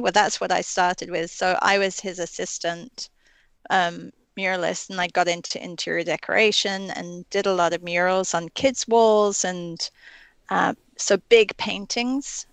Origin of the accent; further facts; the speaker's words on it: England, United Kingdom; I grew up in England